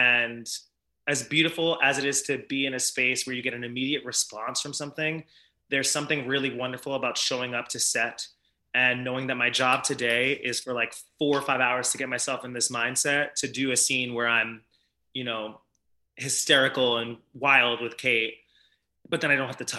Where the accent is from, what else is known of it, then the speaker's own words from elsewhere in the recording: New York, United States; I'm born and raised in New York